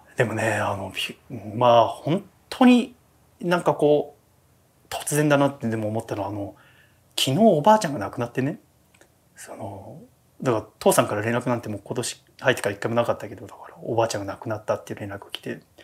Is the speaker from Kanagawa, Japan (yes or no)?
yes; Yokohama, Kanagawa, Japan; 私は神奈川の横浜出身なんだけど